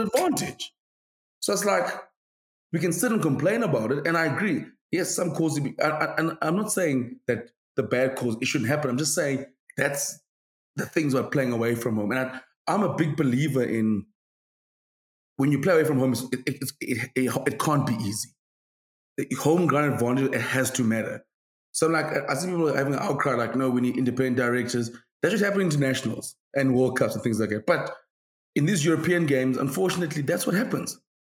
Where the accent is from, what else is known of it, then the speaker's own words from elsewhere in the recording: South Africa; as South African fans in general, we're very like we're quite we're quite an arrogant country in terms of rugby.